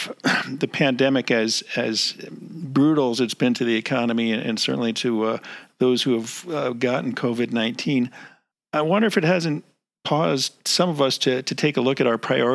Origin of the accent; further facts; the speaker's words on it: East Coast, United States; moved away; I grew up in the East Coast, and camping was kind of a foreign thing to me